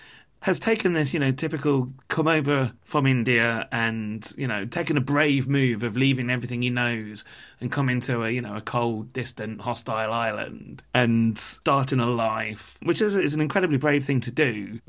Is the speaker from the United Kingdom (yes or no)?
yes; Leicester, East Midlands, United Kingdom; But I grew up in Leicester, which is a town of a similar size, you know, also has a massive diaspora from the subcontinent.